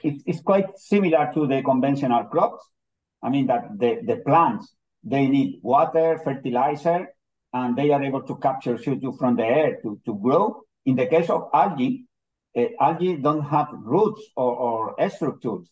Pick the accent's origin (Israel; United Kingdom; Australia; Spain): Spain; Almería, Andalusia; English is a second language; also born or lived in Granada, Spain; I was born in Almeria, but I complete my studies in, in Granada